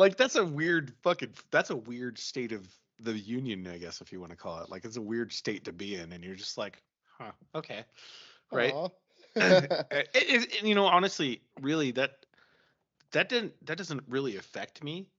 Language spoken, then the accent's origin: English; Salt Lake City, Utah, United States; I grew up in Salt Lake.